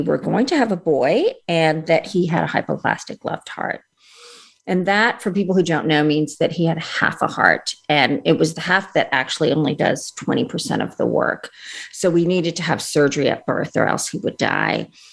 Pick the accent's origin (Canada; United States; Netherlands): Canada; Montreal, Quebec; also born or lived in India / England; we moved from England to Canada. Uh, shortly after my first surgery. And that's where I had most of my operations. And we were in Montreal